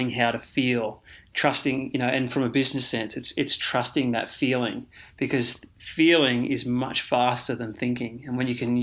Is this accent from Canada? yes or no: no; Queensland, Australia; also born or lived in Victoria; we moved to Queensland from Victoria, and that was at the age of about 10.